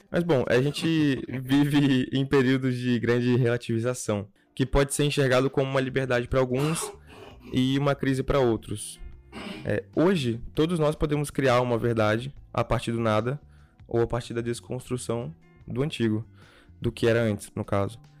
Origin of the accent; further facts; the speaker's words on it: Ibiraçu, Espírito Santo, Brazil; Sou de, do, de Ibiraçu. É interior